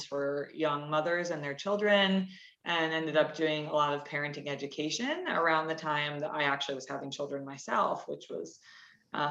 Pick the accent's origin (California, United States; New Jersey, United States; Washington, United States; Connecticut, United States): Connecticut, United States; I grew up in Connecticut, so in New England